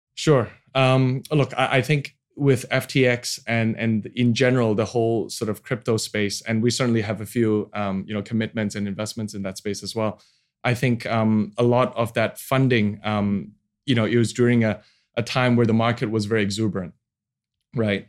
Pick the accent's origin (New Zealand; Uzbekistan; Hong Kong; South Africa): Hong Kong; moved away as an adult; also born or lived in Sydney, Australia / Boston, United States; now in Indonesia; I was born and raised in Hong Kong, 1980.